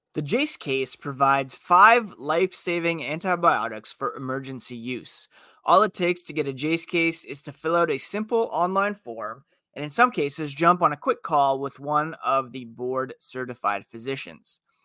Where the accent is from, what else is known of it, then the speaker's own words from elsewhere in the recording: Ottawa, Ontario, Canada; also born or lived in Toronto; born in Toronto and growing up in Ottawa